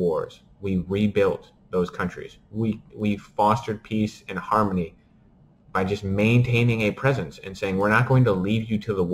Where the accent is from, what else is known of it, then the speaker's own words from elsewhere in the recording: St. Louis, Missouri, United States; I'm from St. Louis.